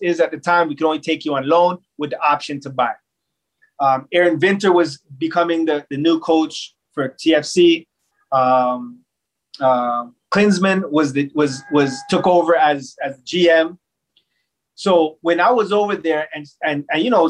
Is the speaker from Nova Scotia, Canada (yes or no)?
no; Toronto, Ontario, Canada; in my hometown